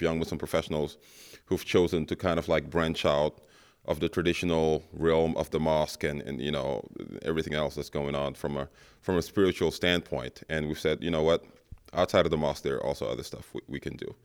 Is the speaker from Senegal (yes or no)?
yes; Senegal; moved away as an adult; also born or lived in Memphis, United States; now in Milwaukee, United States; I'm originally from Senegal, you know, West Africa, mm-hmm. but I moved to the U.S. when I was 19 to go to college uh, in, in Memphis